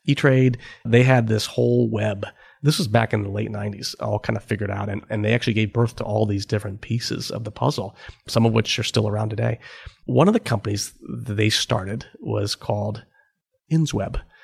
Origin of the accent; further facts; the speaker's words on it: Cleveland, Ohio, United States; moved away; I had worked for the summer uh, back in Cleveland for McKinsey